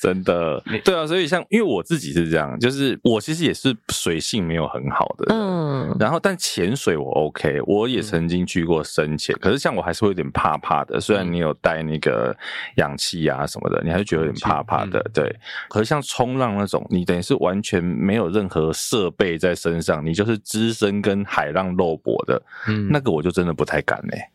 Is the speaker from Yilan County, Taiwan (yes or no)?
yes; Yilan County, Taiwan; 我小时候住宜兰